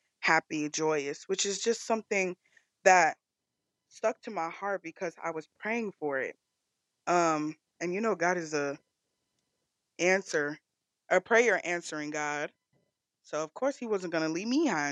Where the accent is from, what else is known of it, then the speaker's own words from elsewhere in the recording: Southern California, United States; also born or lived in Bay Area, California / Missouri / Nigeria (ancestry); When I was 9 years old, my mother had passed away from breast cancer, and I moved down to Southern California with my aunt and uncle